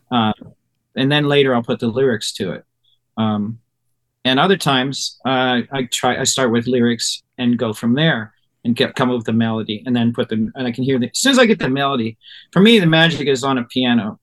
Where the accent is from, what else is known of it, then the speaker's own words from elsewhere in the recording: Ohio, United States; where I grew up in Ohio